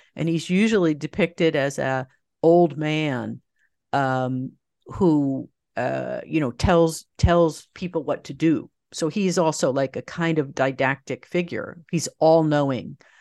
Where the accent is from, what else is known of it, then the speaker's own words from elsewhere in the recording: just outside New York, United States; grew up just outside New York, about, uh, thirty minutes north